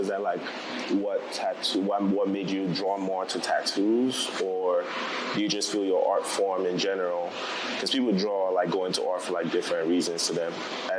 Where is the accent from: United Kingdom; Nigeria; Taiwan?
Nigeria; moved away; I'm back from Nigeria.